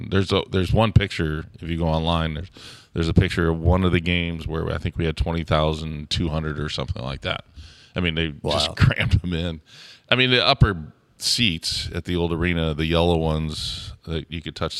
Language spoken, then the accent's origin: English; St. Louis, Missouri, United States; Well, growing up in St. Louis, we called it hock sock.